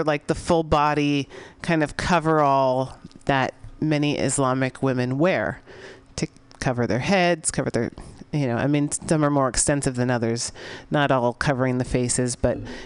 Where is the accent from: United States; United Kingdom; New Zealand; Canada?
United States; San Francisco, California; my hometown of San Francisco